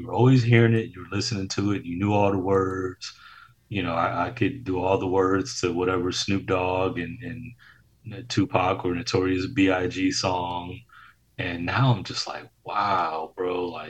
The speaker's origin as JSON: {"language": "English", "town": "Detroit", "region": "Michigan", "country": "United States", "tie": "born or raised there", "said": "a kid born and raised in Detroit, Michigan"}